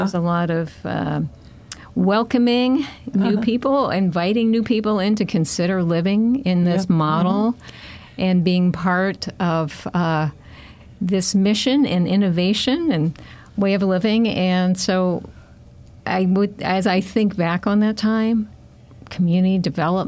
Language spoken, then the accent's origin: English; United States; how I see myself as an American